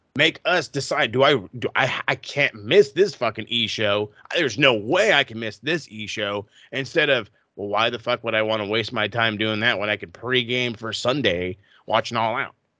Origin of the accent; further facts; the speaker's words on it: United States; as an American fan